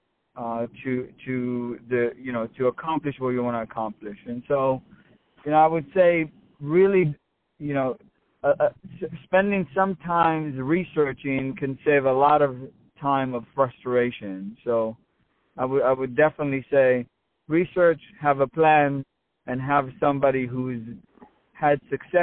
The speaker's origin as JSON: {"language": "English", "country": "Israel", "tie": "born or raised there", "said": "I grew up in Israel"}